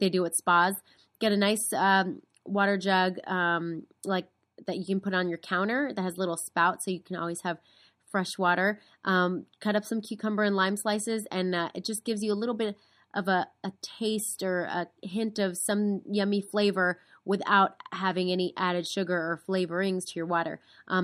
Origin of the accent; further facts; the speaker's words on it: East Coast, United States; moved away; I'm originally from the East Coast